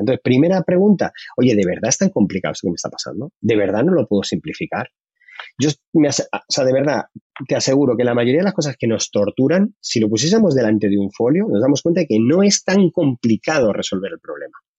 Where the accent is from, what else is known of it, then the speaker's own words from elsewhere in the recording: Madrid, Community of Madrid, Spain; yo soy de Carabanchel